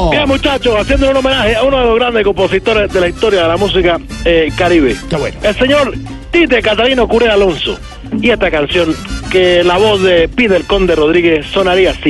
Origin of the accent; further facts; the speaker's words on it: Cuba; Sí, bueno, la verdad es que somos muchos los cubanos que nos aferramos a esta tierra.